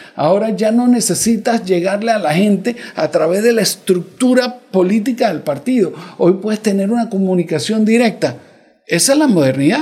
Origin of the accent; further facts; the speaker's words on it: Panama; yo soy panameño